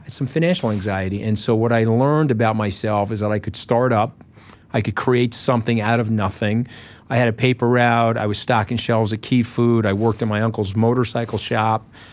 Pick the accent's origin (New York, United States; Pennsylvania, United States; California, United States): New York, United States; Port Washington; came from my hometown